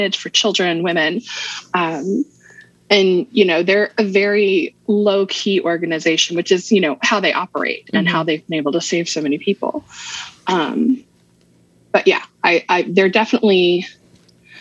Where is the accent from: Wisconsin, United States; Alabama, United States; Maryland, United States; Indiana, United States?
Maryland, United States; also born or lived in Virginia; So I was born in Maryland, mm-hmm. Moved away when I was 7. Mm-hmm. So my dad got transferred